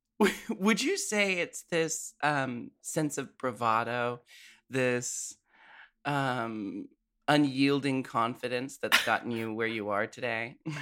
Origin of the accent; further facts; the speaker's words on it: Portland, United States; I grew up in Portland.